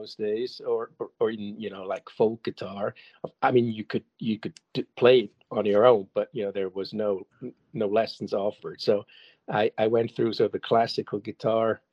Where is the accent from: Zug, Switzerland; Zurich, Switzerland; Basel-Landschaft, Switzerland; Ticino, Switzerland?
Zurich, Switzerland; first language German; English is a second language; also born or lived in Detroit, United States / Chicago, United States; born and raised in Zurich.